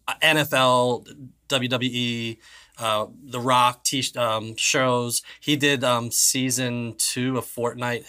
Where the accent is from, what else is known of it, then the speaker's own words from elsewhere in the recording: Ireland; I'm Irish